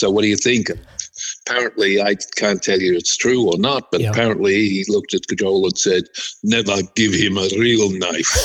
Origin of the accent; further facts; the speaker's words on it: Australia; I'm an Australian